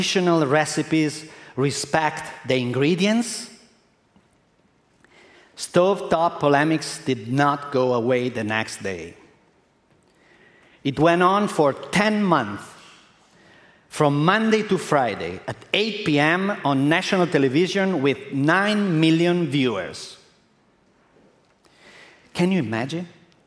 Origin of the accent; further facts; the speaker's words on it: Modena, Emilia-Romagna, Italy; English is a second language; I'm Italian. In April 95, in my hometown in Modena, I opened a small restaurant